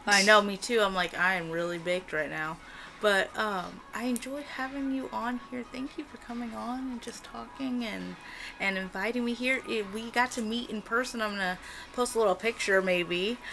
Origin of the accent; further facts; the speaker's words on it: California, United States; now in Oregon, United States; I was born in California